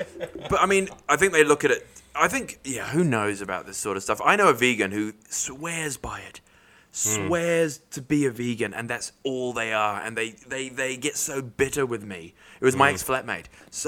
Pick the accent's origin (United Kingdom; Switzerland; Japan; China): United Kingdom; England; We're English.